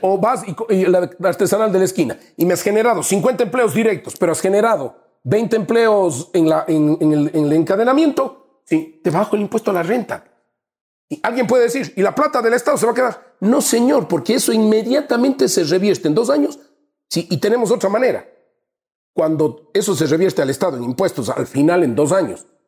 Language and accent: Spanish; Azuay, Ecuador; mi tierra, te digo Azuay